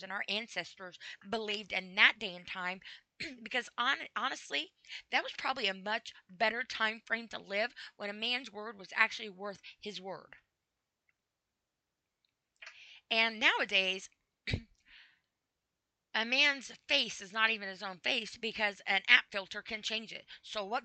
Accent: United States; I'm an American and I live in the USA and I'm proud to be an American

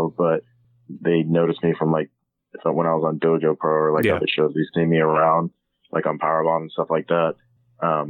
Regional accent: Birmingham, Alabama, United States; also born or lived in Boston, Massachusetts / Atlanta, Georgia; now in Nashville, United States; I'm originally from Birmingham, Alabama

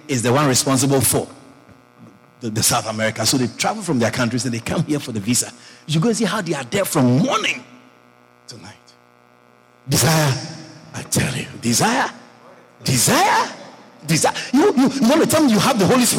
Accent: Ghana

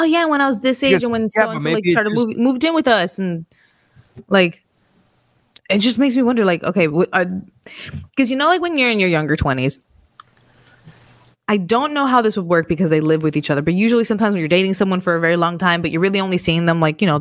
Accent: United States; growing up in America

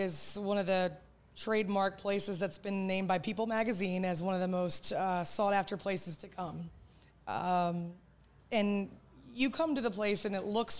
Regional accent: Maryland, United States; I've lived here my whole life.

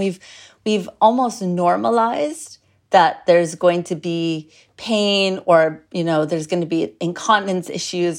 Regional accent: United States; I'm American

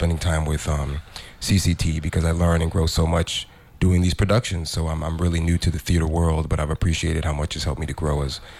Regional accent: Houston, Texas, United States; moved away as an adult; now in St. Croix, U.S. Virgin Islands; Originally, I was raised in Houston, West African parents, and made my way to the Virgin Islands. Been in St. Croix almost 2 years now. I've been back and forth for about 5 years.

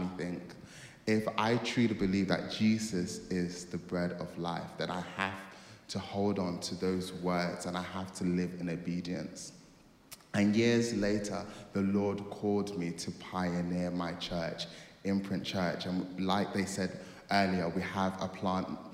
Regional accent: Nigeria; I am a Nigerian kid

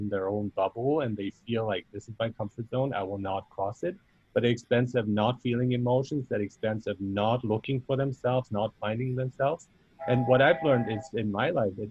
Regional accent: Germany; now in Canada; I grew up in Germany

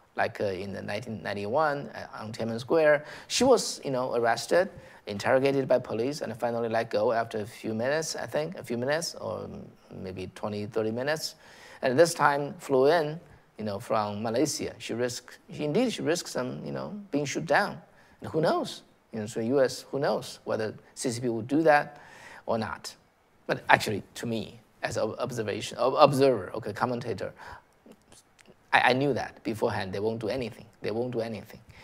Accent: San Francisco, California, United States; I'm from San Francisco

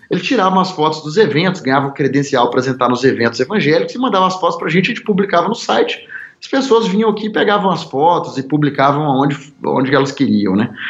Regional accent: Governador Valadares, Minas Gerais, Brazil; Então, eu sou natural de Governador Valadares, que é uma cidade no interior de Minas, né

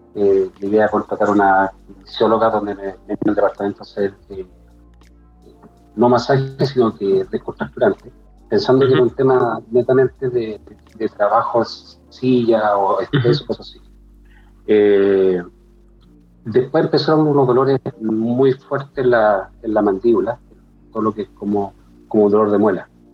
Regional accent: Santiago, Santiago Metropolitan Region, Chile; de Santiago Ñuñoa, publicista

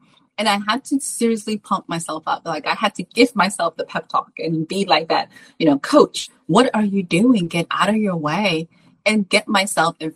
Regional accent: Salem, United States; now in Texas, United States; my hometown of Salem, even though I live in Texas

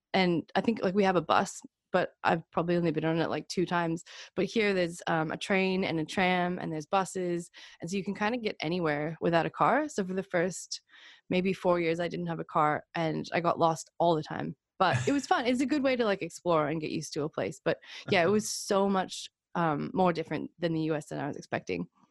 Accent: United States; now in Melbourne, Australia; being American

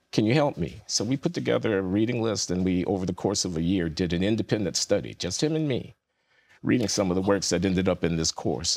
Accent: United States; I'm an American, so my people are the American people as well as the African American people

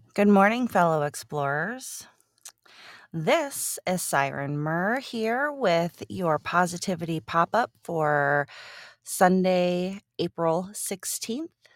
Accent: Cincinnati, Ohio, United States; Cincinnati, and that is my hometown. Um, I have lived in Cincinnati my entire life

